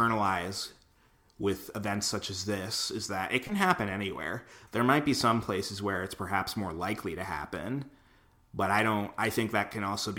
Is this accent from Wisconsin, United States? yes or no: yes; Waukesha County, Wisconsin, United States; my hometown county, right? The Republican Party there, the Waukesha County Republicans